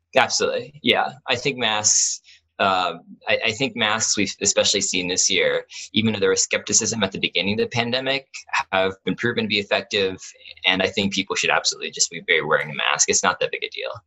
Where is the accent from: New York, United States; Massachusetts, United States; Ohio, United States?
Ohio, United States; Columbus; I grew up in Columbus